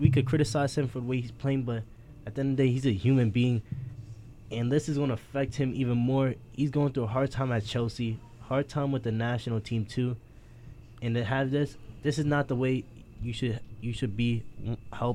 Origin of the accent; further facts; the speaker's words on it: Jamaica; I'm Jamaican